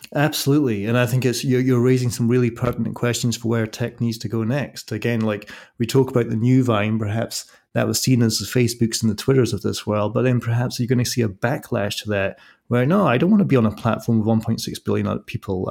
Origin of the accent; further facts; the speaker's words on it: Scotland, United Kingdom; I'm from Scotland, so I'm used to the same climate